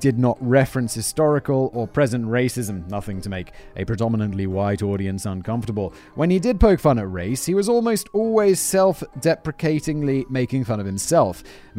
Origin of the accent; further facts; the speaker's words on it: England, United Kingdom; accent: south of England; I'm British, but it's been a long time since I lived in England, and other people's accents like rub off on you a little bit. And I also have a south of England, quite impressionable accent, I think.